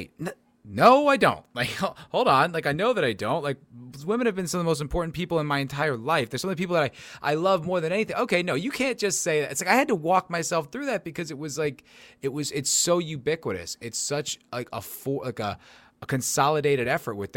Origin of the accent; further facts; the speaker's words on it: New Jersey, United States; I grew up in New Jersey